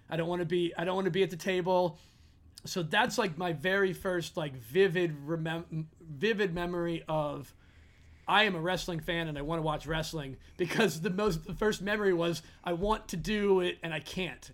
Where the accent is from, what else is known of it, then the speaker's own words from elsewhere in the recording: Philadelphia, Pennsylvania, United States; being from Philly, I'm not, I'm quote unquote from Philly